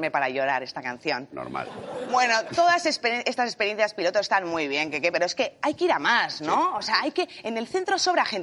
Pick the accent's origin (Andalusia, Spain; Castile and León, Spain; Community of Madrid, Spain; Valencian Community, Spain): Community of Madrid, Spain; Madrid; Y yo soy del centro de Madrid y eso es horrible.